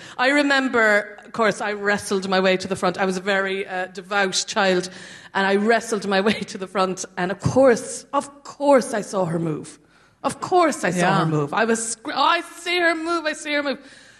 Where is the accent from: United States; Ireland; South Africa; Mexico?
Ireland; Cork, Munster; now in London, United Kingdom; I'm from Cork